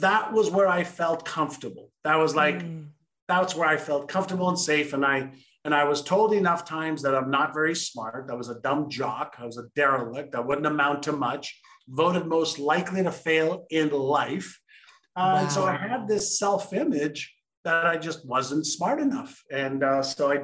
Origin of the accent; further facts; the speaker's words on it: Montreal, Quebec, Canada; English is a second language; also born or lived in Israel; I was born in Israel, and my parents moved from Israel to Montreal, Canada when I was five